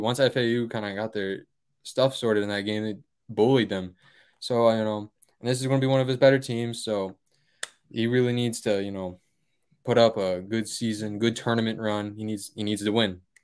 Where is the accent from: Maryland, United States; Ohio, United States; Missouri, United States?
Ohio, United States; Columbus area; he coaches basically my hometown